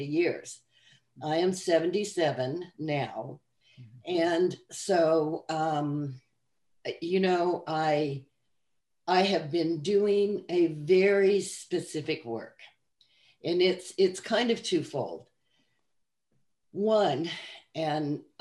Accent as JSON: {"language": "English", "town": "Salt Lake City", "region": "Utah", "country": "United States", "tie": "born or raised there", "also_born_or_lived": "Arizona", "moved": "yes", "lives_now": "Kentucky, United States", "said": "I was raised in Salt Lake City, Utah, and in Arizona on the mesas with the Hopi people"}